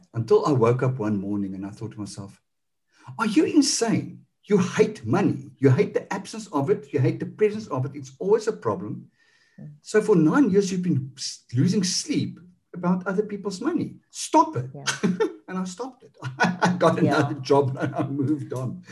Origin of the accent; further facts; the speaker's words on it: South Africa; accent: Afrikaans; now in Cape Town, South Africa; I'm Afrikaans.